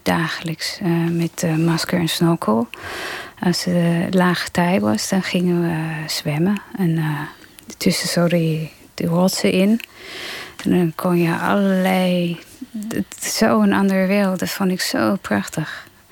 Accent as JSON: {"language": "Dutch", "town": "Melbourne", "region": "Victoria", "country": "Australia", "tie": "born or raised there", "also_born_or_lived": "Germany", "first_language": "English", "second_language": "Dutch", "moved": "yes", "lives_now": "Netherlands", "said": "Ik ben in Australië opgegroeid en wij hadden een, eh, een strandhuis twee uur van Melbourne vandaan, waar ik woonde"}